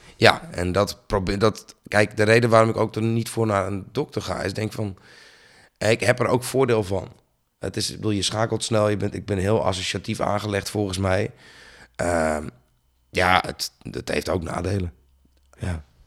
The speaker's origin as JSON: {"language": "Dutch", "town": "Bleskensgraaf", "region": "South Holland", "country": "Netherlands", "tie": "born or raised there", "also_born_or_lived": "Sliedrecht", "said": "ik ben geboren in Sliedrecht in het ziekenhuis. Opgegroeid in Bleskensgraaf"}